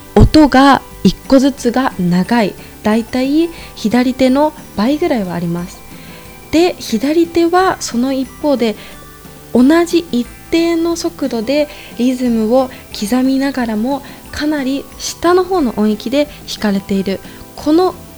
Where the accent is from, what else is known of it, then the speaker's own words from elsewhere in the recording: Ibaraki, Japan; also born or lived in Tokyo, Japan / New Zealand; now in Salzburg, Austria; 生まれは茨城県です